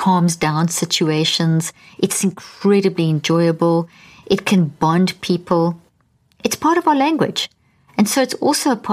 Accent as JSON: {"language": "English", "country": "South Africa", "tie": "born or raised there", "also_born_or_lived": "Zimbabwe", "said": "I was born in Zimbabwe and grew up in South Africa"}